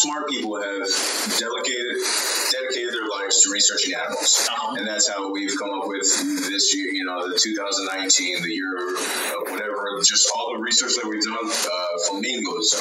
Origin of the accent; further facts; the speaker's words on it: Maui, Hawaii, United States; accent: Hawaiian; also born or lived in Oregon; I was born in Oregon, but raised in Maui, Hawaii, all my life with a Hawaiian culture